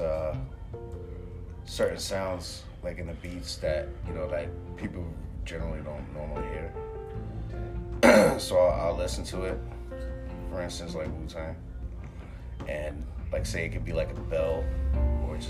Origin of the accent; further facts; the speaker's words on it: Philadelphia, Pennsylvania, United States; now in Worcester, United States; I'm from Philly